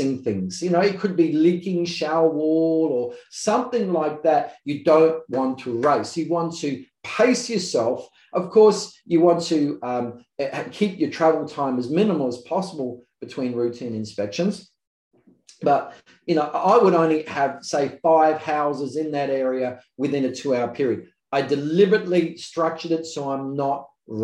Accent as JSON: {"language": "English", "region": "South Australia", "country": "Australia", "said": "I'm from South Australia"}